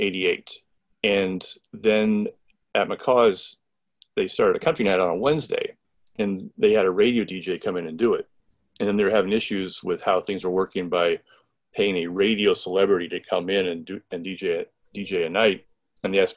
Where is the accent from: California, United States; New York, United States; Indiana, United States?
Indiana, United States; Lafayette; I grew up in Lafayette.